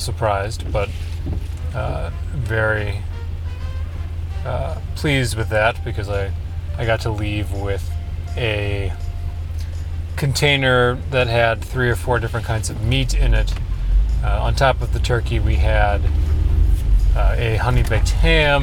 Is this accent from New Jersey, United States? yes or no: no; Hammond, Indiana, United States; moved away; also born or lived in Chicago; Growing up in Chicagoland, more specific Hammond, Indiana, we got quite a diverse array of weather.